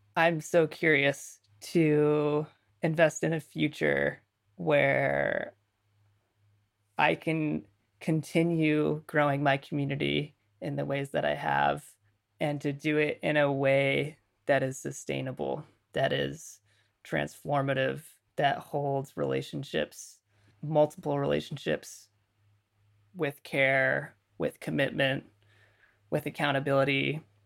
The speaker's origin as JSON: {"language": "English", "country": "United States", "tie": "born or raised there", "moved": "yes", "lives_now": "Vancouver, Canada", "said": "I grew up in Western culture in the U S."}